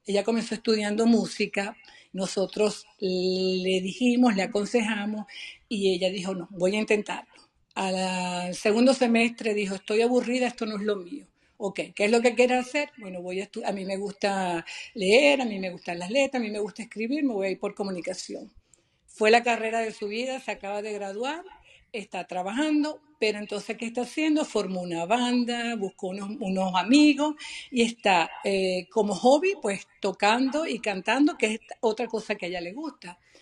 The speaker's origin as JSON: {"language": "Spanish", "country": "Venezuela", "moved": "yes", "lives_now": "United States", "said": "yo no soy una mamá americana, yo soy mamá venezolana"}